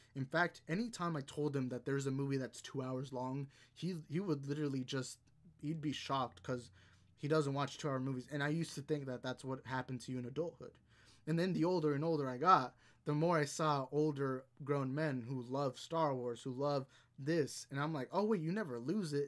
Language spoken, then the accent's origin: English; Houston, Texas, United States; I'm born and raised in Texas.